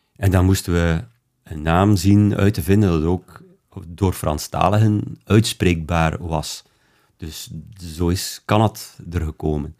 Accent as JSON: {"language": "Dutch", "country": "Belgium", "said": "bij ons in België"}